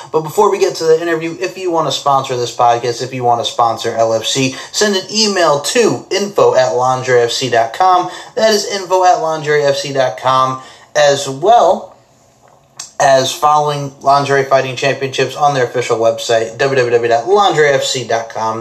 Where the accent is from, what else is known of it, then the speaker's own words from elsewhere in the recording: Long Island, New York, United States; I'm a New Yorker, Long Islander.